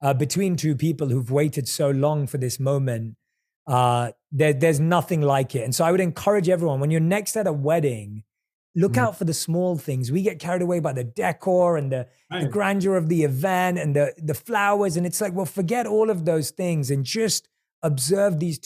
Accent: London, United Kingdom; moved away as an adult; also born or lived in India / New York City; now in Los Angeles, United States; I was born and raised in London. I lived my monk life in India. I've lived in New York City

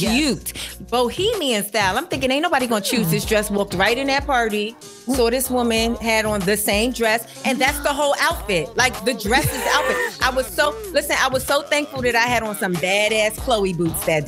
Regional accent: New York City, New York, United States; I grew up in New York City

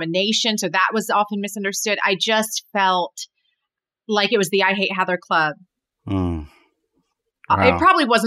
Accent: Berrien Springs, Michigan, United States; also born or lived in Indiana; I'm from Berrien Springs, Michigan, which is, a small town

